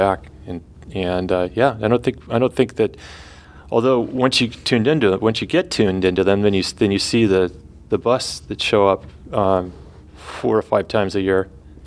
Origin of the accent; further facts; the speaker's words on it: Northern California, United States; growing up in California, in Northern California